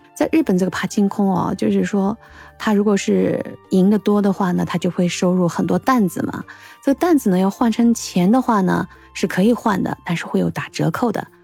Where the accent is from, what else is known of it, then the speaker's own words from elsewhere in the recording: China; 我们中国人